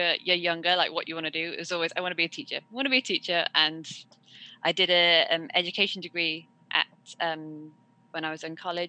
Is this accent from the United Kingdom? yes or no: yes; Worcester, West Midlands, United Kingdom; I'm from Worcester in England